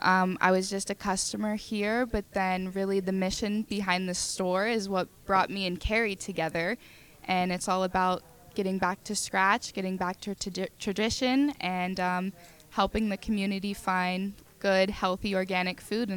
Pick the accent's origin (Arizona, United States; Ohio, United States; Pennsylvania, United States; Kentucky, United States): Pennsylvania, United States; North Versailles; North Versailles.